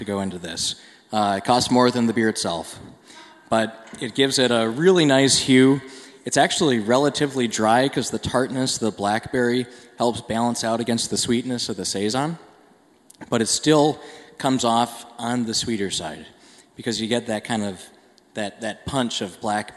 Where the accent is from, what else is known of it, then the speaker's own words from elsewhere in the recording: Minnesota, United States; I grew up in Minnesota